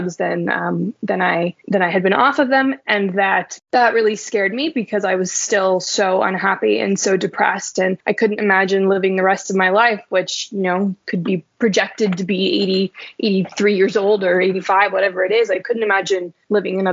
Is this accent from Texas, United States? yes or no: no; Reno, Nevada, United States; I was born and raised in Reno, Nevada